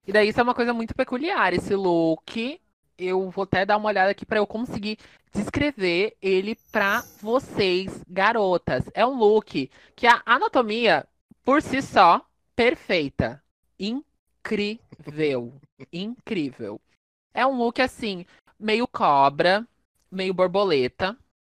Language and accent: Portuguese; South Region, Brazil; eu sou do Sul